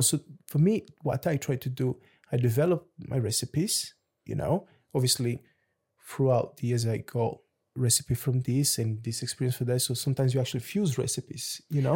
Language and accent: English; Lisbon, Portugal; also born or lived in Luanda, Angola / London, United Kingdom; now in Jersey; I'm from Luanda in Angola, which is by the beach. So I grew up in Lisbon